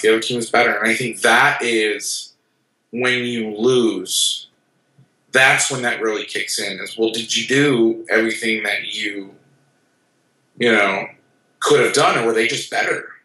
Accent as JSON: {"language": "English", "town": "Orlando", "region": "Florida", "country": "United States", "tie": "born or raised there", "said": "Growing up in Orlando"}